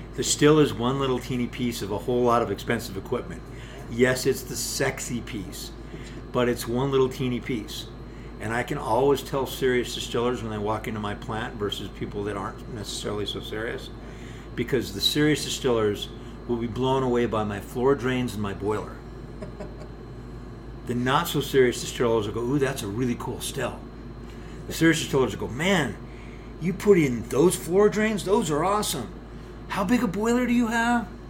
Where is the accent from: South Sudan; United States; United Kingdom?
United States; we Americans